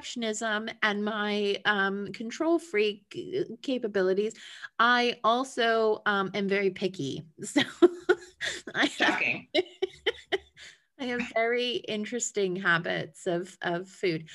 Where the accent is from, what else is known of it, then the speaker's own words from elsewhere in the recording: United States; now in United Kingdom; Being an American, living in a different country